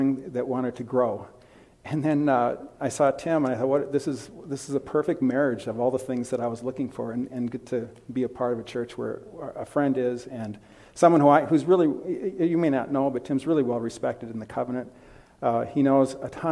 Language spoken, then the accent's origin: English; Bloomington, Minnesota, United States; moved away as an adult; also born or lived in Wisconsin; I grew up in Bloomington, just south of here.